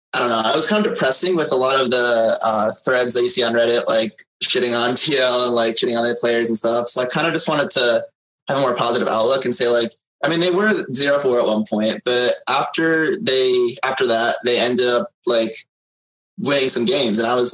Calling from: Connecticut, United States; I'm calling from Connecticut.

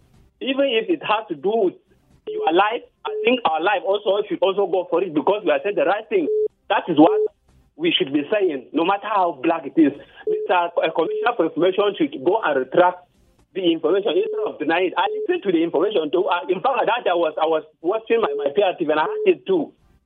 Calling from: Bukuru, Plateau, Nigeria; I'm calling you from Bukuru.

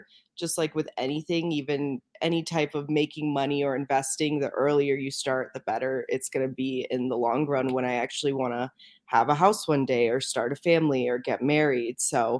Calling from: Denver, Colorado, United States; Denver, Colorado right now.

